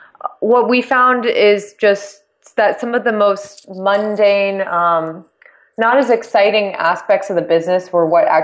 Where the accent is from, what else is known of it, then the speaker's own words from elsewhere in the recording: San Diego, California, United States; Yeah, I grew up in San Diego, absolutely love San Diego.